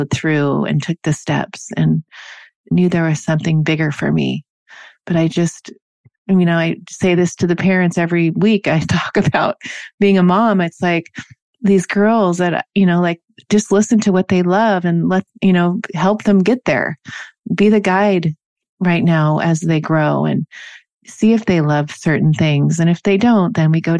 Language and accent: English; Seattle, Washington, United States; now in San Diego, United States; I grew up in Seattle, so we used to go up to Vancouver a lot. I'm in San Diego now.